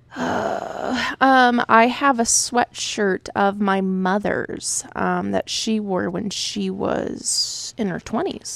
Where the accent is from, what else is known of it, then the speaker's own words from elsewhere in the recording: Arizona, United States; also born or lived in Oregon; I not wasn't born here, but I grew up in Arizona.